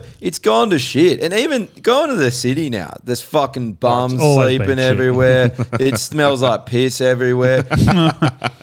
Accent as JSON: {"language": "English", "country": "Australia"}